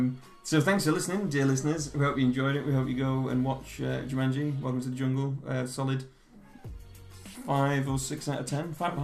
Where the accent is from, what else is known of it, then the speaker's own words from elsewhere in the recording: Leigh, North West England, United Kingdom; The thing is, I'm not even from Manchester, I'm from Wigan, but nobody wants to.